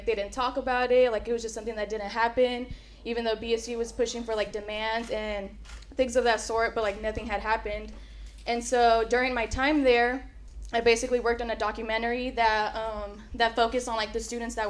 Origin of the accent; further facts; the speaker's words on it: Hayward, California, United States; I'm from the Bay Area, so I was born and raised in Hayward, and after that I came back out here